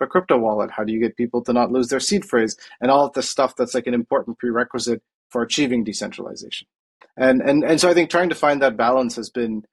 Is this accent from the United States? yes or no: no; Coimbatore, Tamil Nadu, India; moved away; I grew up in Coimbatore in India, which is a town in South India in the state of Tamil Nadu